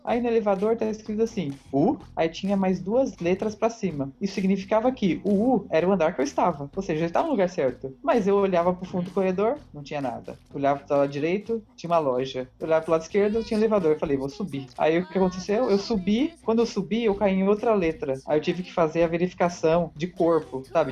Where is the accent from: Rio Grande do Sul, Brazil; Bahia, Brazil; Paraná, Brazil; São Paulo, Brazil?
São Paulo, Brazil; eu sou de São Paulo